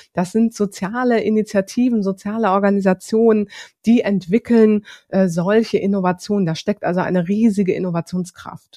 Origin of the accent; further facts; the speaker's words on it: Hamburg, Germany; moved away as an adult; also born or lived in Lower Franconia; ich komme aus Hamburg, ich bin gebürtige Hamburgerin